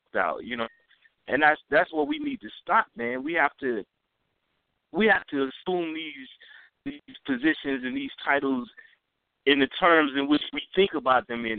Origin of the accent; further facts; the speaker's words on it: the South, United States; I'm from the South